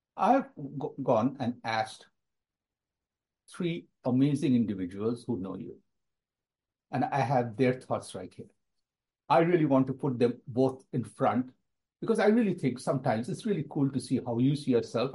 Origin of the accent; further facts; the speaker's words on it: India; moved away as an adult; growing up in India, which is always in my heart, even though I've been away from the country for nearly 40 years.